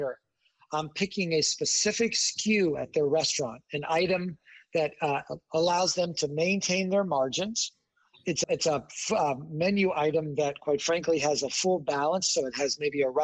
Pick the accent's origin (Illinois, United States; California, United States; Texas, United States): Illinois, United States; Chicago; my hometown of Chicago.